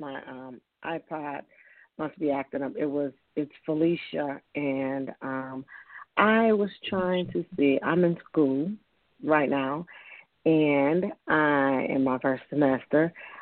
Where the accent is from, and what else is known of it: Tennessee, United States